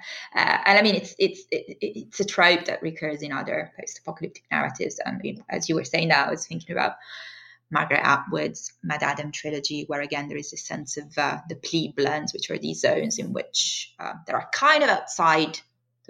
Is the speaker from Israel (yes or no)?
no; Italy; moved away; I'm from Italy originally